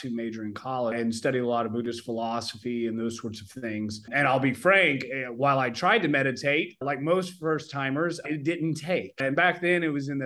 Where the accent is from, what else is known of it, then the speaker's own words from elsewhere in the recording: Oklahoma, United States; I grew up in Oklahoma